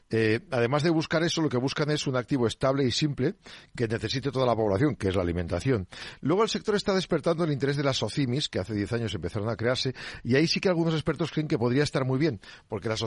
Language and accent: Spanish; Neila, Castile and León, Spain; en mi pueblo en Neila